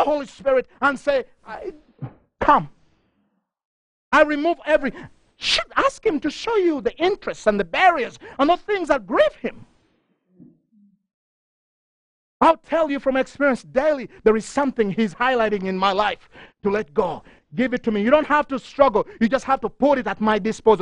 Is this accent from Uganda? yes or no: yes; Uganda; moved away; I'm from Uganda